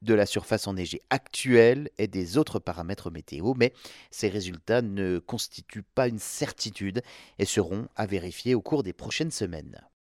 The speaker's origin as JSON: {"language": "French", "country": "France", "said": "chez nous en France"}